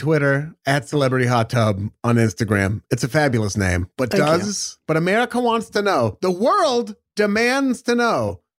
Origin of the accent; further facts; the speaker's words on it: Portland, Oregon, United States; I'm from Portland, Oregon